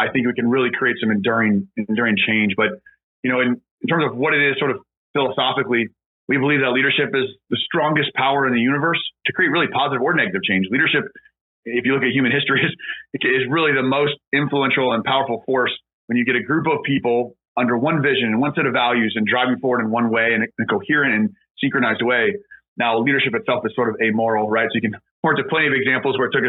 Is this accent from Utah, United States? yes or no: no; Lawrence, Kansas, United States; moved away as an adult; also born or lived in West Point, New York; I'm originally from Kansas, a small town called Lawrence. It's a college town right outside Kansas City. I grew up there